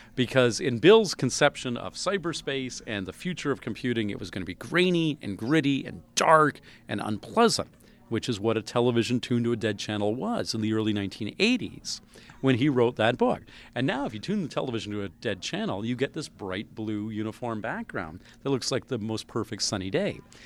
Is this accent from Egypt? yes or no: no; Canada; I'm a Canadian